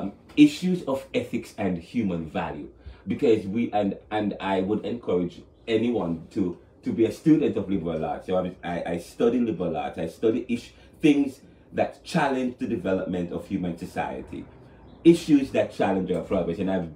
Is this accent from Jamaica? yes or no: yes; Jamaica; moved away as an adult; now in Philadelphia, United States; You know, I'm from Jamaica. But I came here in 2009